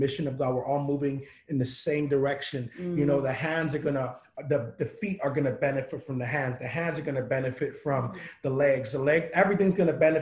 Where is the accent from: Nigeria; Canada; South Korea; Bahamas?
Bahamas; now in Columbus, United States; I'm from the Bahamas.